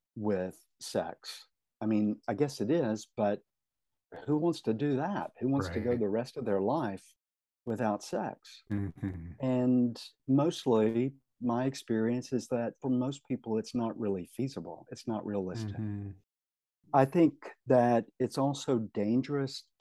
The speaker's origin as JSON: {"language": "English", "region": "Tennessee", "country": "United States", "moved": "as an adult", "said": "Tennessee is my home state. Mm. It's where I lived until 4 years ago"}